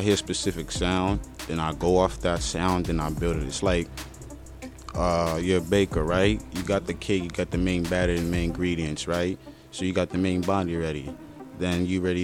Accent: New York City, New York, United States; I'm from the Bronx

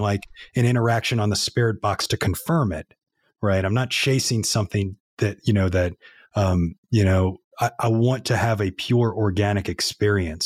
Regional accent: New Orleans, Louisiana, United States; moved away as an adult; now in Nashville, United States; we grew up right in New Orleans there, but we were about a mile from the Mississippi River.

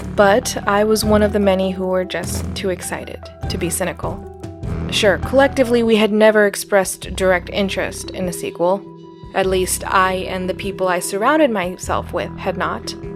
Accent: Arizona, United States; born or raised there; moved away as an adult

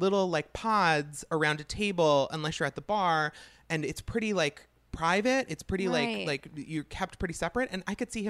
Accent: Long Island, New York, United States; I'm from Long Island.

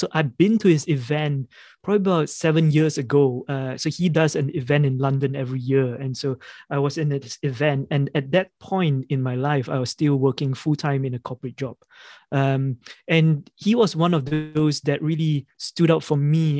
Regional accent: Malaysia; moved away as an adult; now in United Kingdom; I grew up in Malaysia and I came to the UK about 15, 16 years ago.

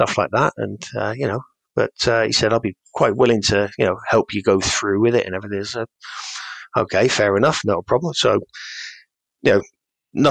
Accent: Cornwall, South West England, United Kingdom; the village where I grew up in Cornwall

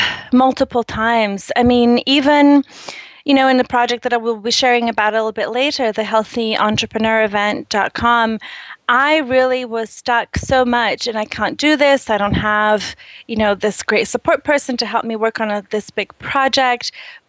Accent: Brazil; I'm originally from Brazil.

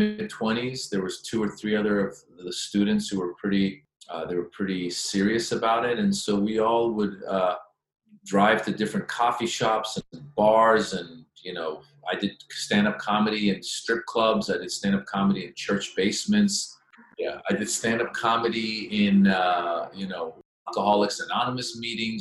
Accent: Northern California, United States; also born or lived in Iran; born in Iran, grew up in Northern California since I was 6 years old

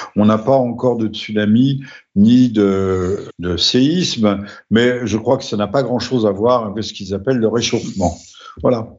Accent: France; chez nous en France et en Europe

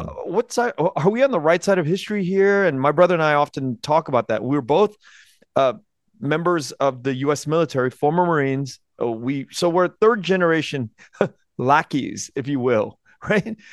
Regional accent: United States; born or raised there

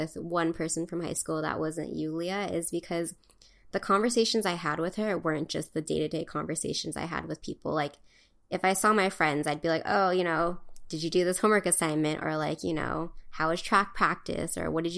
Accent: Hawaii, United States; moved away as an adult; also born or lived in California; growing up in Hawaii

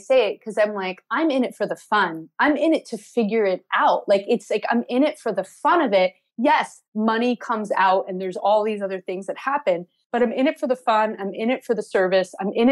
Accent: New Jersey, United States; I was born in Jersey.

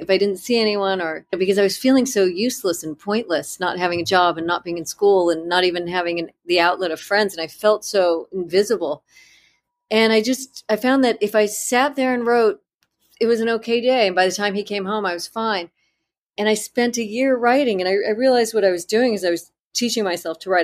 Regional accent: Southern California, United States; I grew up in Southern California, and that house, the Cone House, was essentially my house that I grew up

